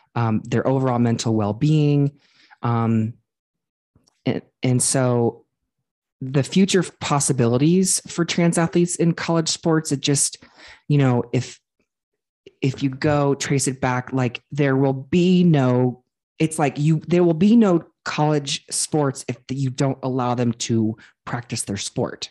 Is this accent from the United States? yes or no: yes; Ohio, United States; I grew up in Ohio